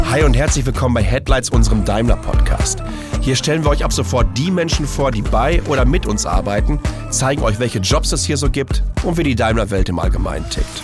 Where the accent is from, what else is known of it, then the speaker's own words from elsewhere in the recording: Ruhr area, North Rhine-Westphalia, Germany; moved away; ich komme ja ursprünglich aus dem Ruhrgebiet